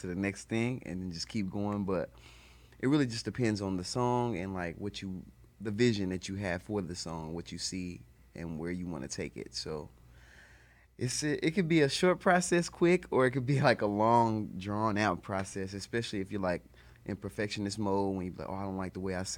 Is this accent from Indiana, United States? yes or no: yes; Indianapolis, Indiana, United States; from Indianapolis, Indiana